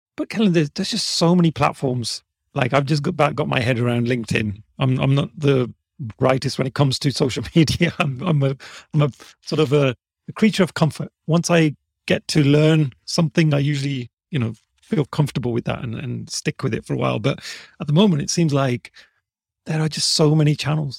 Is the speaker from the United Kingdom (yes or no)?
yes; Birmingham, West Midlands, United Kingdom; And I'd say, "From Birmingham."